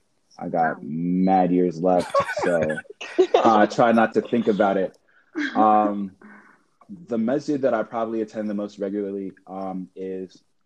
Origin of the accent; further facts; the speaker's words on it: Iowa, United States; also born or lived in Cleveland, Ohio; now in Palo Alto, United States; I'm not actually from any city of interest. I grew up in Iowa. My family lives in Cleveland now, but I moved out when they moved. So I can't really claim Cleveland like that.